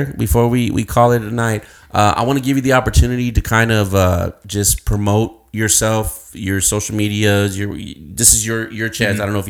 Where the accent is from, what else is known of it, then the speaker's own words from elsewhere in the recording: Uvalde, Texas, United States; us people from Uvalde are a different breed